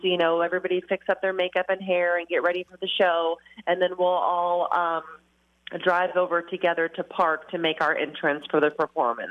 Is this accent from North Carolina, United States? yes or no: no; Kentucky, United States; now in La Crescent, United States; We're from Kentucky